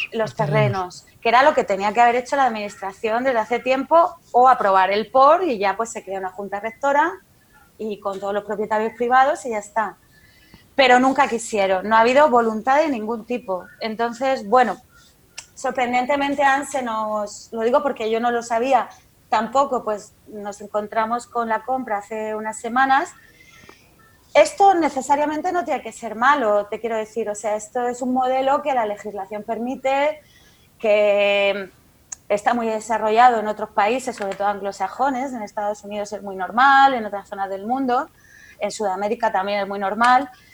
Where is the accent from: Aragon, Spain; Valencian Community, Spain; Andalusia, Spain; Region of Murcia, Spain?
Region of Murcia, Spain; como murciana